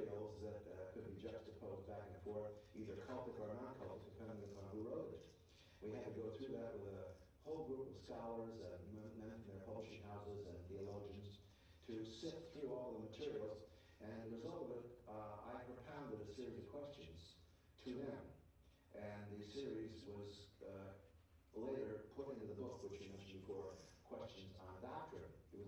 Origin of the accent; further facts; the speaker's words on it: Mountain View, California, United States; because I grew up in Mountain View, California